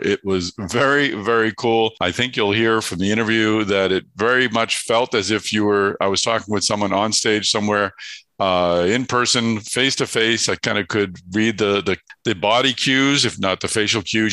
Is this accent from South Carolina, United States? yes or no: no; Boston, Massachusetts, United States; I'm from Massachusetts